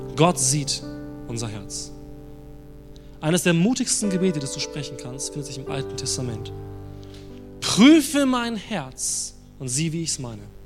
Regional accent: Germany; als Deutsche

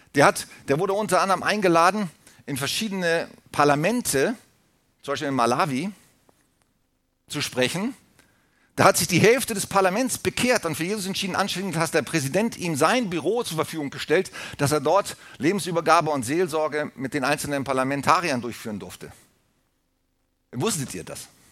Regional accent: Germany; wir als Deutsche

